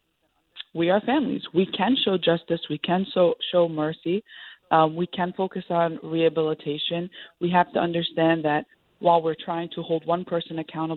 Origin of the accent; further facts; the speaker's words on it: New York City, New York, United States; I'm the child of Palestinian immigrants, born and raised in Sunset Park, Brooklyn.